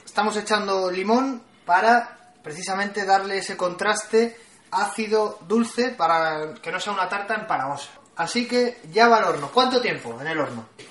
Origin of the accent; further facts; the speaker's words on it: Valladolid, Castile and León, Spain; somos de Valladolid